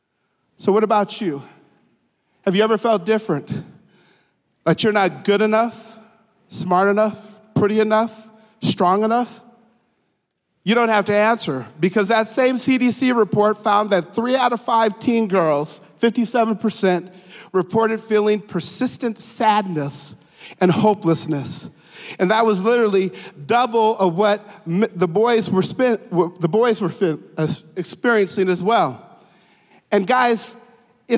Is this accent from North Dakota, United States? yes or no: yes; Grand Forks, North Dakota, United States; moved away; I'm a native of Grand Forks, North Dakota.